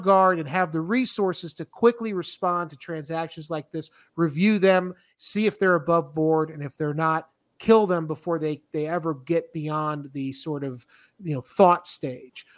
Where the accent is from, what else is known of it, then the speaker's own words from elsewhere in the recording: Florida, United States; moved away as an adult; also born or lived in Alexandria, Virginia; I'm from Florida